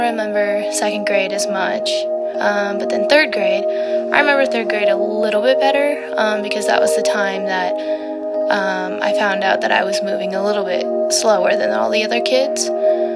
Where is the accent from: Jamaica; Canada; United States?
United States; Colorado; also born or lived in Texas; I was born in Texas, and I lived there for about 4 years, and then I had a little brother, and then we moved over to Colorado